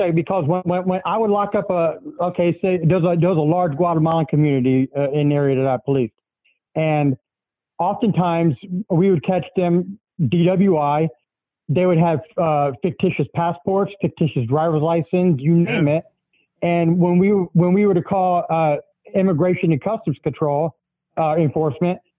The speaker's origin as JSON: {"language": "English", "region": "South Florida", "country": "United States", "tie": "born or raised there", "moved": "yes", "said": "I grew up in South Florida"}